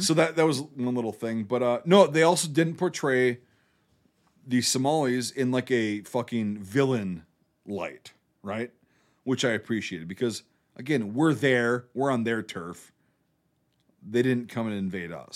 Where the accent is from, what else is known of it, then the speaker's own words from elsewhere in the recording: United States; I'm an American